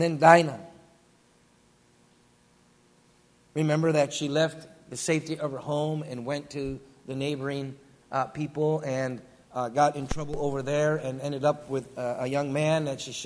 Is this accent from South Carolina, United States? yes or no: no; western New York, United States; moved away as an adult; deer hunting together in western New York where I grew up.